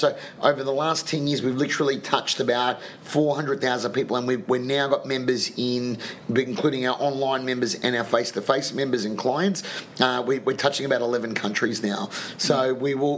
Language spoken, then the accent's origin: English; Melbourne, Victoria, Australia; now in Sydney, Australia; I'm from Melbourne